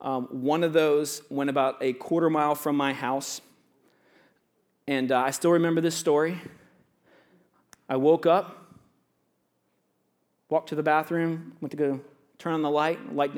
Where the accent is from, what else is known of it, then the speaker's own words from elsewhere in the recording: Florida, United States; I grew up in Florida. I'll let you guys know that. I have a lot of Florida stories.